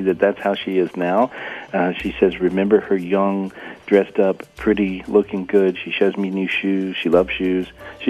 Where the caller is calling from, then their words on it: North Carolina, United States; I'm in North Carolina today. It's really pretty.